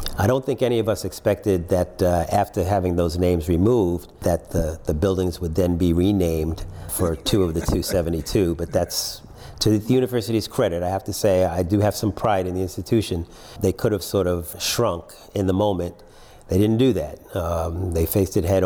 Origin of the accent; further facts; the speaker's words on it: New York City, New York, United States; also born or lived in Trinidad and Tobago; now in Washington, D.C., United States; I live in Washington, D.C. I grew up in New York, so it was cold for a good part of the year.